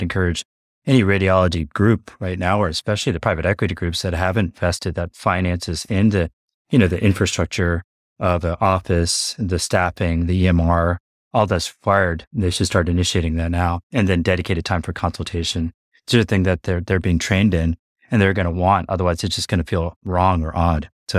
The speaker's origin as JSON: {"language": "English", "region": "Florida", "country": "United States", "tie": "born or raised there", "also_born_or_lived": "Halifax, England / Kentucky / New York / New Jersey", "said": "So I grew up, I was born in Halifax, England, then came to Kentucky, and then New York, New Jersey for a few years, went through kind of like elementary school there. Then Florida for most of my life."}